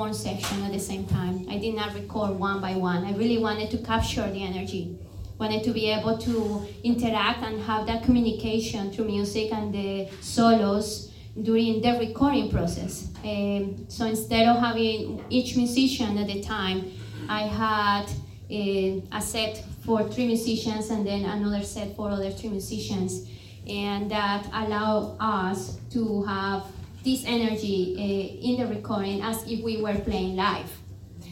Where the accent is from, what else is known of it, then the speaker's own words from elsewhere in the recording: Cali, Valle del Cauca, Colombia; moved away as an adult; also born or lived in Arizona, United States / New Orleans, United States; now in New Jersey, United States; I was born in Cali, Colombia, and I came to the States to get my higher education.